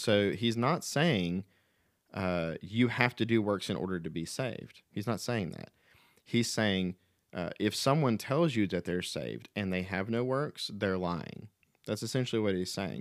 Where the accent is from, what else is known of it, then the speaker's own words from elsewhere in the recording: the Bible Belt, United States; growing up in the Bible Belt in America